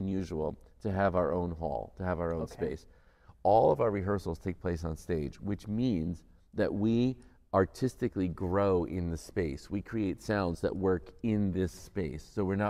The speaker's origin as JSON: {"language": "English", "country": "United States", "moved": "yes", "lives_now": "Windsor, Canada", "said": "I'm an American."}